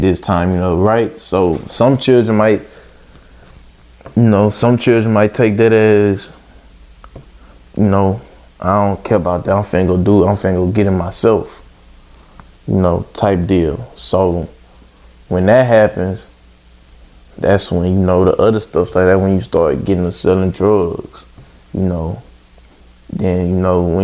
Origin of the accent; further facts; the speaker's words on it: Baton Rouge, Louisiana, United States; I'm from Baton Rouge, Louisiana